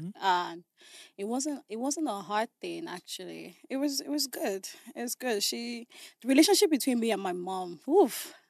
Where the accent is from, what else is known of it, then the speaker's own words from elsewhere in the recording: Abuja, Federal Capital Territory, Nigeria; I grew up in Abuja. Okay. You know, my whole family is still in Abuja.